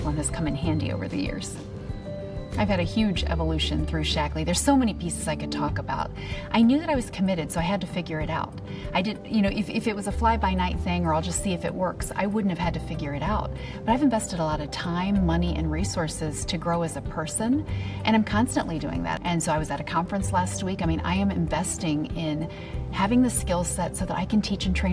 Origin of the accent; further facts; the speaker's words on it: Detroit, Michigan, United States; I am from Detroit, Michigan